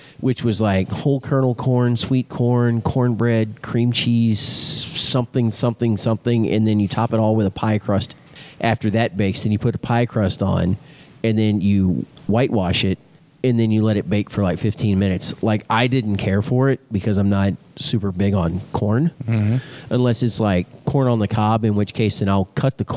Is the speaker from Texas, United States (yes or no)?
yes; Texas, United States; I'm born and raised in Texas